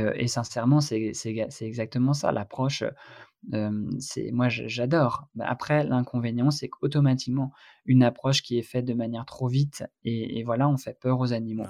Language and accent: French; Brittany, France; par chez moi en Bretagne